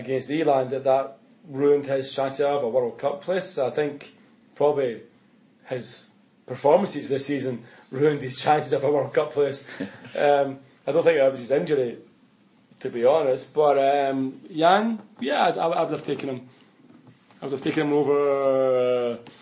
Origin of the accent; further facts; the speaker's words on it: Scotland, United Kingdom; moved away; I do believe I'm Scottish